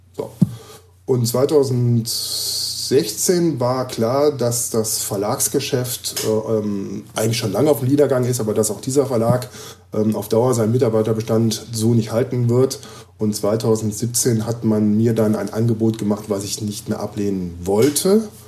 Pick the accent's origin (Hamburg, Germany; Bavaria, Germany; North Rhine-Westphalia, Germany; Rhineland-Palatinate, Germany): North Rhine-Westphalia, Germany; Düsseldorf; moved away as an adult; now in Gifhorn, Germany; Ich lebe ja jetzt seit einem halben Jahr in Gifhorn. Ich komme ja aus Düsseldorf.